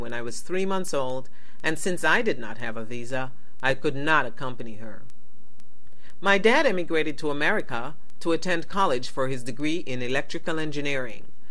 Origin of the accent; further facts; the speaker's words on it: Kingston, Jamaica; I was born in Kingston, Jamaica, before the West Indies won independence from Britain. I went to Catholic school, starting in kindergarten, where I attended St. Anne's Primary School